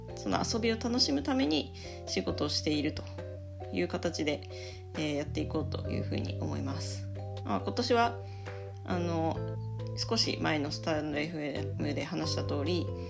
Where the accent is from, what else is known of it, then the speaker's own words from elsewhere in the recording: Yamagata, Japan; moved away; 私の地元山形県